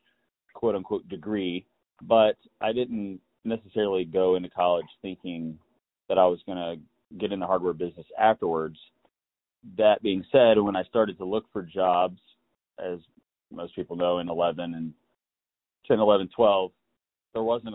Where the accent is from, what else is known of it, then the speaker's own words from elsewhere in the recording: Raleigh, North Carolina, United States; from Raleigh, North Carolina